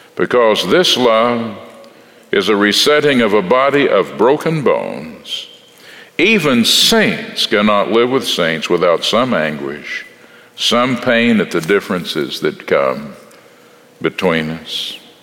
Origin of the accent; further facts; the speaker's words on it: Texas, United States; I'm from Texas in the Southwest